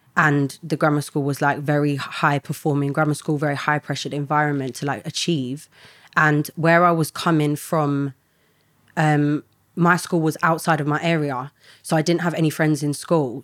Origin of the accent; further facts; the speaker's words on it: London, United Kingdom; I grew up in an estate in London